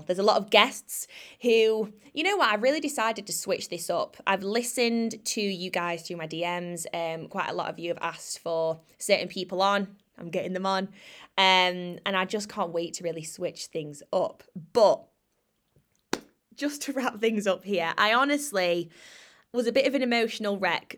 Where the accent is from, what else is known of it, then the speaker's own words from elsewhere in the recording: Sheffield, Yorkshire and the Humber, United Kingdom; moved away as an adult; I've moved out of my hometown, Sheffield